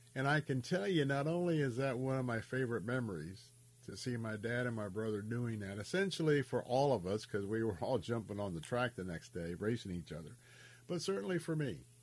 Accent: Tampa, Florida, United States; I grew up in the West Tampa area, born and raised here

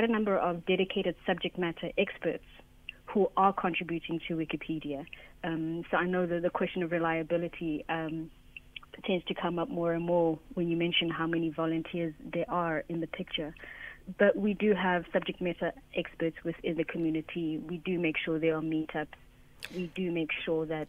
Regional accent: South Africa; as South African Wikimedians

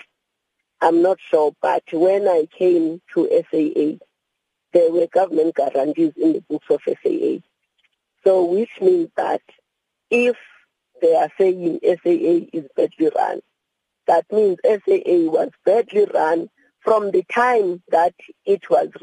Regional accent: South Africa; as a South African

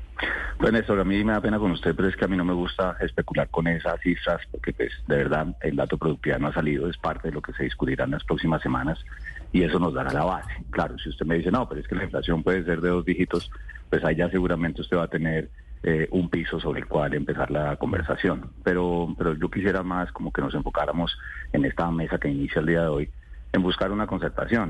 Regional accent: Colombia; como colombianos

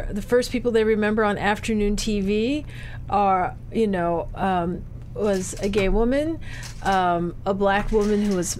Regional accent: Detroit, Michigan, United States; moved away as an adult; also born or lived in New York; I grew up in Detroit.

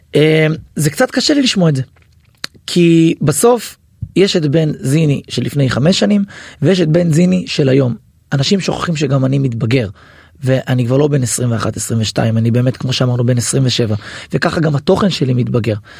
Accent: Hadera, Haifa District, Israel; גם גדלנו ביחד באותה עיר, אני חדרתי במקור

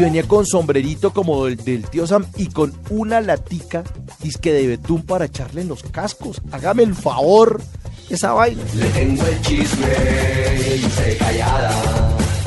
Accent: Colombia; así somos los colombianos

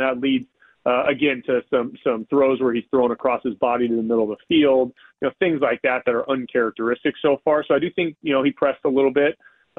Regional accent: Eugene, Oregon, United States; I grew up in Eugene, Oregon. I'm a Pac West Coast football, you know, purist.

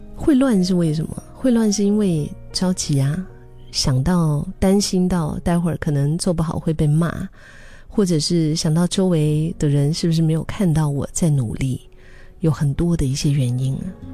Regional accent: Singapore; 用我们新加坡人的话说

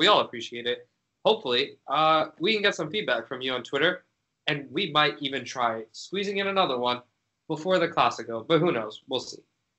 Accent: United Kingdom; accent: British; My British

